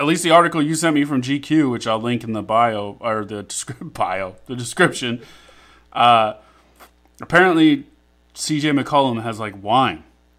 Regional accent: United States; That was almost me being a dumb American talking for a second.

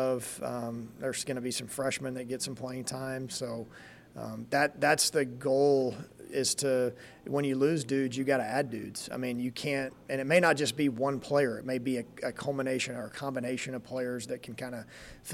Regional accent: Texas, United States; moved away as an adult; now in Lincoln, United States; it's what drew me to this place when I was 18 from Texas

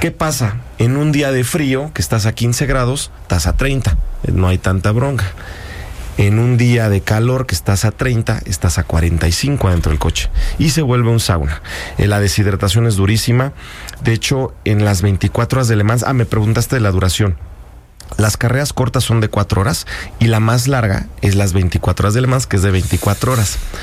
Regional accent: Mexico; Yo soy el piloto mexicano con mayor número de triunfos y campeonatos eh, para un mexicano en el, en el extranjero

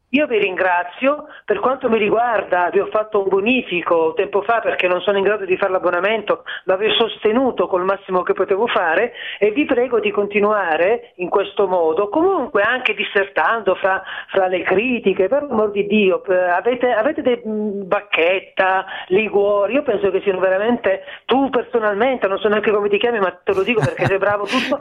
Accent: Southern Italy, Italy; now in Milan, Italy; come si dice dalle mie parti, io sono meridionale

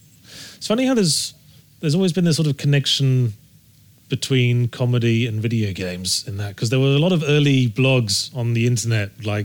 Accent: Rugby, West Midlands, United Kingdom; moved away; I was born in Rugby in Warwickshire.

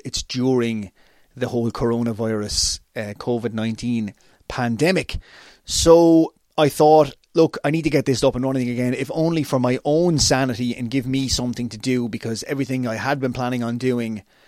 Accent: Waterford, Munster, Ireland; my hometown of Waterford, Ireland

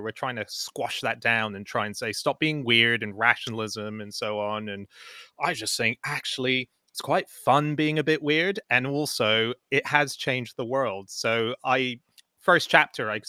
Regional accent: Hong Kong; also born or lived in Australia; now in United Kingdom; Yeah, I mean, I grew up in Hong Kong and Australia, where Halloween is a bigger deal.

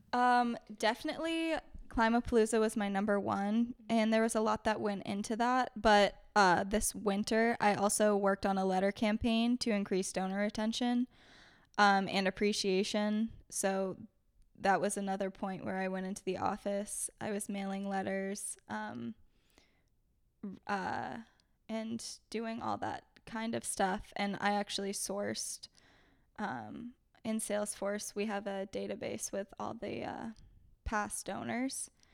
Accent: Maine, United States; now in Beverly, United States; I'm originally from Maine

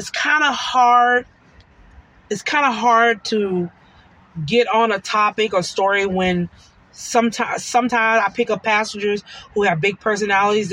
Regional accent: Duncanville, Texas, United States; I grew up in the Duncanville, DeSoto area

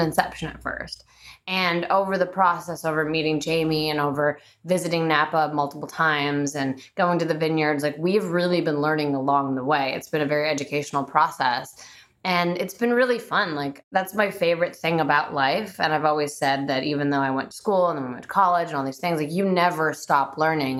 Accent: Bulgaria; moved away; I'm Bulgarian. I was born in Bulgaria, so I have a very European mentality.

